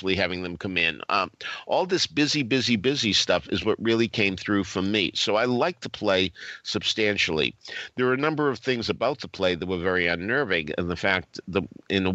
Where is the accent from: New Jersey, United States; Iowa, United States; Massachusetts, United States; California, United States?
Massachusetts, United States; Boston; I come from Boston.